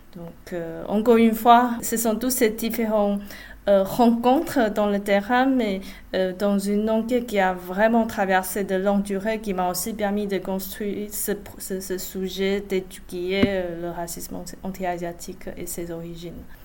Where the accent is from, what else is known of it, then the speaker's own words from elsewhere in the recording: Taiwan; French is a second language; moved away as an adult; now in France; je suis pas née en France, je viens de Taïwan et je me suis arrivée pour, faire une thèse.